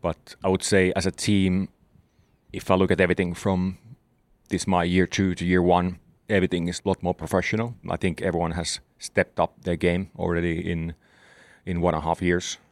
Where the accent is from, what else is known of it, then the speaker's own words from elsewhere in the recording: Southern Finland, Finland; in the south of Finland where I'm from